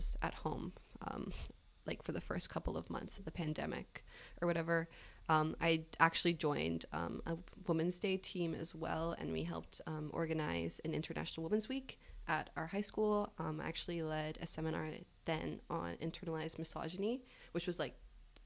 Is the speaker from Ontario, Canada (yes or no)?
no; Victoria, British Columbia, Canada; moved away as an adult; now in Toronto, Canada; I'm from Victoria, BC